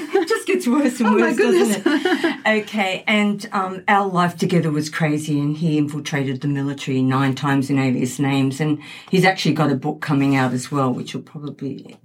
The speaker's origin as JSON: {"language": "English", "town": "Sydney", "region": "New South Wales", "country": "Australia", "tie": "born or raised there", "also_born_or_lived": "United States", "moved": "as an adult", "lives_now": "Gold Coast, Australia", "said": "Well, yeah, I grew up in Sydney"}